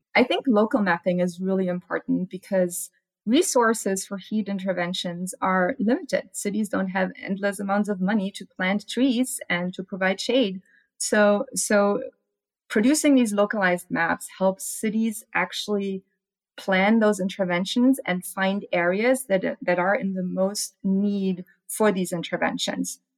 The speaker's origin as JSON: {"language": "English", "country": "Germany", "moved": "yes", "lives_now": "Arizona, United States", "said": "I'm from Germany"}